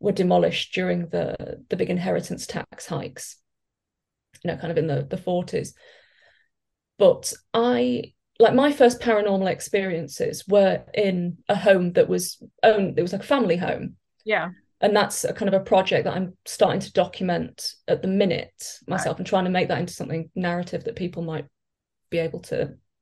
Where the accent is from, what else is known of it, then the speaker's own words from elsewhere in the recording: Lincolnshire, East Midlands, United Kingdom; I'm from Lincolnshire, and we are the county that everyone forgets exists